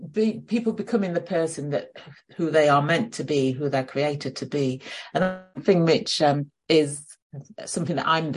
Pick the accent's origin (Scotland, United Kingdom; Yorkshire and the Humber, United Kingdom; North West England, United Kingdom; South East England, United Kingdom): Yorkshire and the Humber, United Kingdom; Sheffield; moved away as an adult; I remember in my early 20s, and I moved down to London from Sheffield